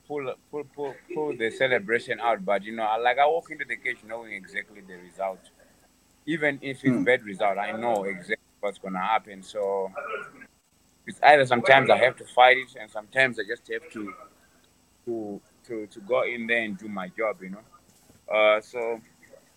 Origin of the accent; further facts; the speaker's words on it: Masvingo, Zimbabwe; I'm from Mashingo